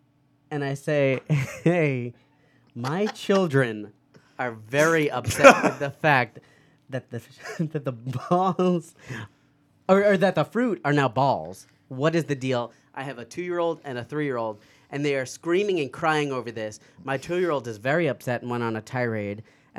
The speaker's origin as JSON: {"language": "English", "town": "East Meadow", "region": "New York", "country": "United States", "tie": "born or raised there", "said": "No, Long Island. Come on."}